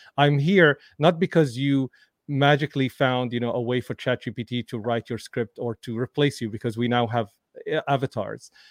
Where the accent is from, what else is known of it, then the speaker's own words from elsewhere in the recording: Damascus, Damascus Governorate, Syria; moved away; I grew up in Damascus, Syria